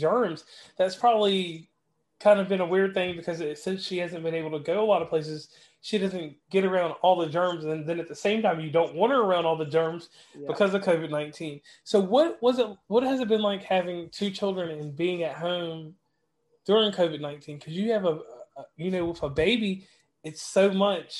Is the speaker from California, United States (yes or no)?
no; Rustburg, Virginia, United States; my hometown of Rustburg, it's always a delight for me for the simple fact that I grew up in a very diverse area